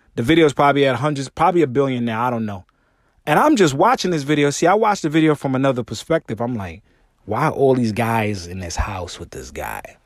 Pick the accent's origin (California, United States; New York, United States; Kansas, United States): New York, United States; I'm from New York